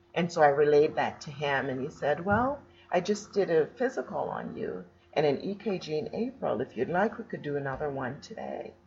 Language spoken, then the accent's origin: English; Jamaica; moved away; I was born in Jamaica